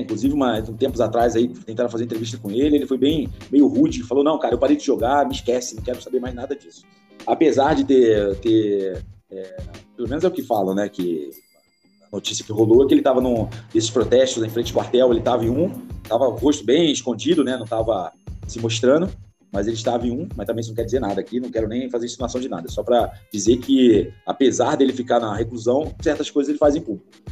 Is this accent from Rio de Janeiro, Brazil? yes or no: yes; Magé, Rio de Janeiro, Brazil; minha terra, nasci em Magema